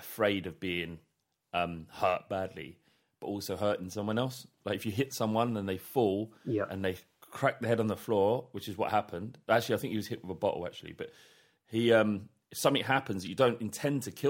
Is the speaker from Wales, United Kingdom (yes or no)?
no; London, United Kingdom; growing up in London, in North London